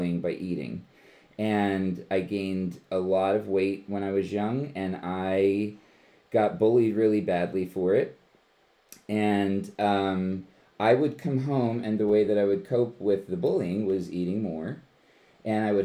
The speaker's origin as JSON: {"language": "English", "town": "Levittown", "region": "Pennsylvania", "country": "United States", "tie": "born or raised there", "said": "I was born and raised in Bucks County, Pennsylvania. I grew up in Levittown"}